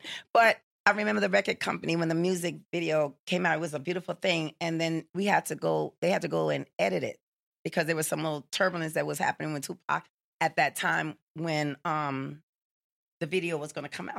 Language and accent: English; Jamaica; I'm Jamaican